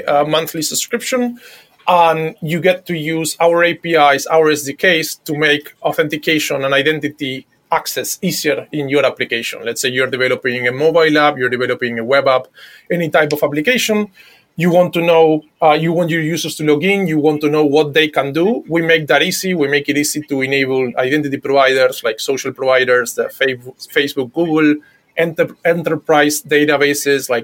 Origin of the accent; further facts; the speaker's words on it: Buenos Aires, Argentina; I'm from Buenos Aires, Argentina.